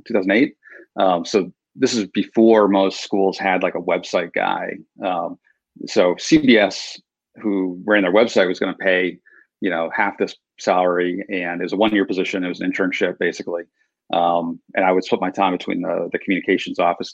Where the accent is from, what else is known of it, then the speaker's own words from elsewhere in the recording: Providence, Rhode Island, United States; my hometown, Providence, Rhode Island